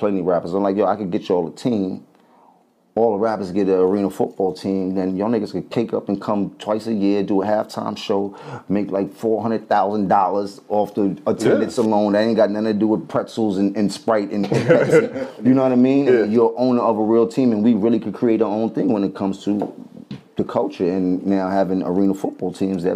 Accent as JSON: {"language": "English", "town": "New York City", "region": "New York", "country": "United States", "said": "I'm from Harlem"}